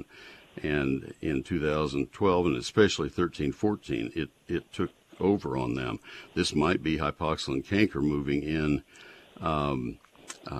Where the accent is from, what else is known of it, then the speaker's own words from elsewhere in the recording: College Station, Texas, United States; I grew up in College Station, and we had post oaks all over Brazos County.